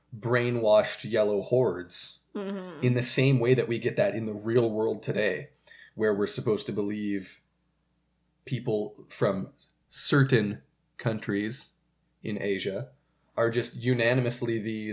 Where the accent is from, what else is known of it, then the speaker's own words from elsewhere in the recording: Canada; by being a Canadian citizen